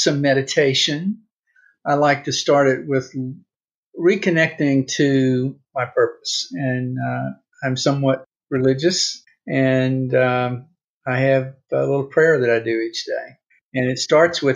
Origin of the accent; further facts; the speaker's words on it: Mississippi, United States; moved away as an adult; also born or lived in California; I grew up in Mississippi in the 50s and 60s during the civil rights era